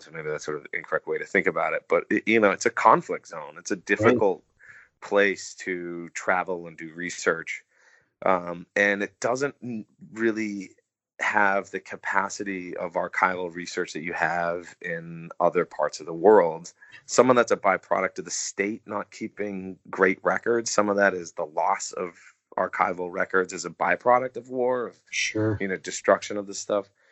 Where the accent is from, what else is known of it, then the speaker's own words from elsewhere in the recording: United States; as an American